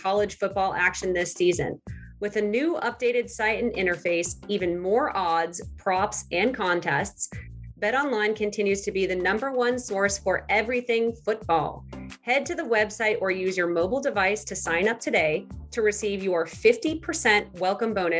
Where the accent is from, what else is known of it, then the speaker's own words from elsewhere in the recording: New England, United States; I'm from New England, fall capital of America